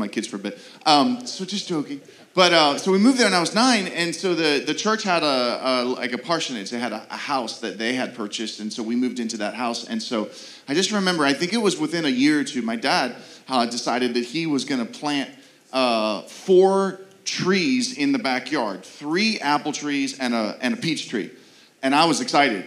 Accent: Pittsburgh, Pennsylvania, United States; moved away; I'm from Pittsburgh

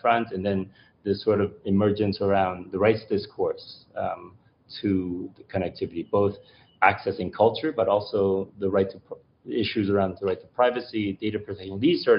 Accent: Canada; as a child growing up in Canada

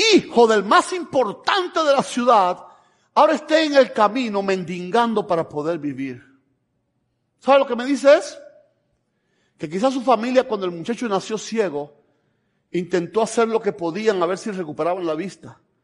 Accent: Camagüey, Cuba; moved away as an adult; also born or lived in Tennessee, United States; now in United States; vivimos en Camagüey, somos de Camagüey

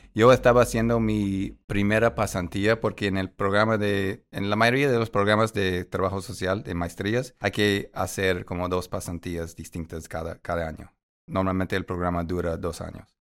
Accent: Chicago, Illinois, United States; Spanish is a second language; moved away; sí soy grande, de Chicago

